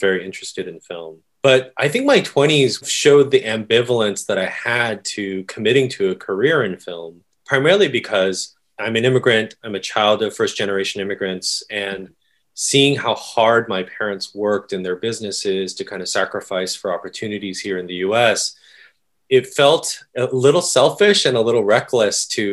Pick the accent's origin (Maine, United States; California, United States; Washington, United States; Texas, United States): California, United States; Oakland; also born or lived in Korea; I'm from Northern California, the San Francisco Bay Area. So yeah, when we first immigrated, we moved into my uncle's house in Oakland and stayed in the Bay Area until I went to Williams.